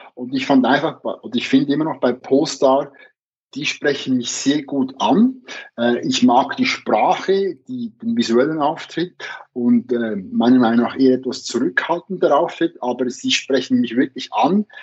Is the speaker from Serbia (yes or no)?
no; Switzerland; bei uns in der Schweiz